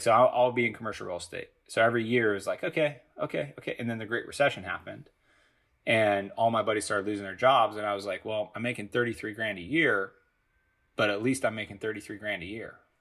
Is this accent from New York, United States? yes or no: no; Los Angeles area, California, United States; I grew up a Galaxy fan